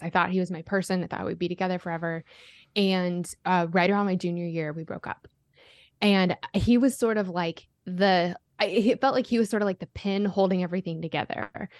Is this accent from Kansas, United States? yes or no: no; Colorado, United States; growing up in Colorado